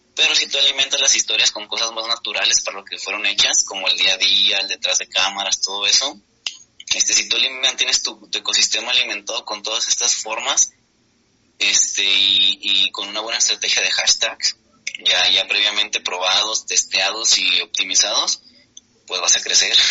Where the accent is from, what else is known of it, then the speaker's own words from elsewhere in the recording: Guadalajara, Jalisco, Mexico; soy de Guadalajara en, México